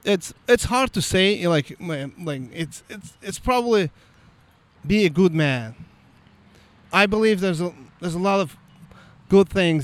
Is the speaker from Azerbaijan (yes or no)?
yes; Baku, Azerbaijan; first language Azerbaijani; English is a second language; moved away as an adult; now in Fishers, United States; I'm from Azerbaijan. It's a former Soviet Union, but now it's an independent country from 1991. The city is a capital called Baku. I'm from Baku